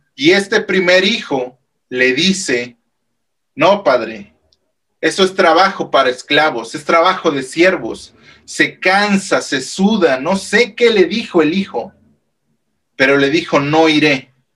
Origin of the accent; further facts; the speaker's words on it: Mexico; el calendario civil que nosotros llevamos como mexicanos